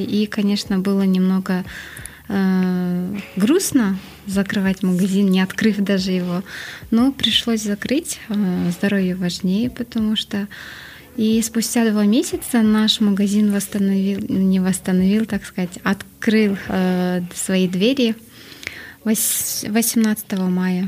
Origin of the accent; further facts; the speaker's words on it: Astana, Kazakhstan; я сама родом с Акмулы, по идее, в то время она называлась Ахмула